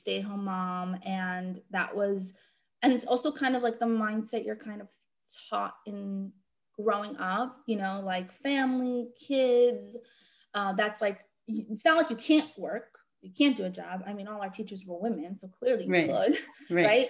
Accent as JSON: {"language": "English", "town": "New York City", "region": "New York", "country": "United States", "said": "I am located in Brooklyn, New York. But really like kind of all over the world these days because we do everything virtually. Mm-hmm. But that is where I'm from"}